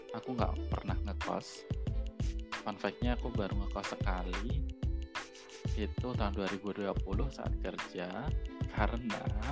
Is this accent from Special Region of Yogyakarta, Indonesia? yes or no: yes; Yogyakarta, Special Region of Yogyakarta, Indonesia; aku berasal dari Jogja, lahir di Jogja, besar di Jogja